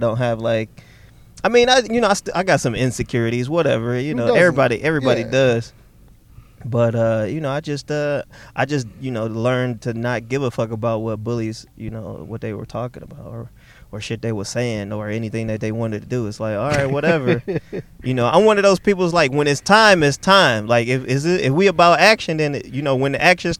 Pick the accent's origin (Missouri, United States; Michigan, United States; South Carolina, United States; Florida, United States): Michigan, United States; Ypsilanti; also born or lived in Detroit, Michigan / Ann Arbor, Michigan / Southfield, Michigan; I grew up in Ipsy and in Detroit